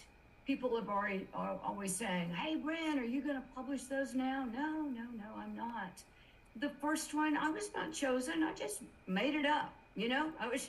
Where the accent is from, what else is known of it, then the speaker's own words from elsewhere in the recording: South Carolina, United States; And you mentioned I'm from South Carolina, so I've got good Southern manners.